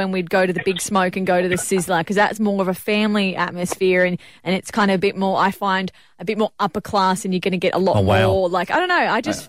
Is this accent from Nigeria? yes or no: no; Port Macquarie, New South Wales, Australia; in Port Macquarie, and the Pizza Hut on Gordon Street there was the go-to for every birthday party.